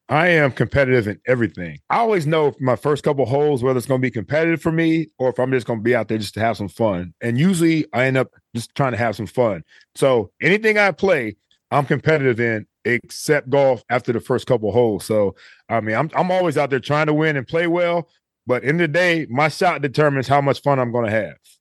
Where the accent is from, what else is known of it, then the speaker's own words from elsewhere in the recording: Cleveland, Ohio, United States; moved away; I grew up in Cleveland, Ohio